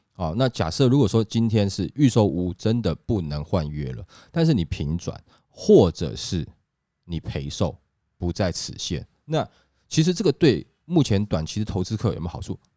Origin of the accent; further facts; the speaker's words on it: Taiwan; 我们台湾人民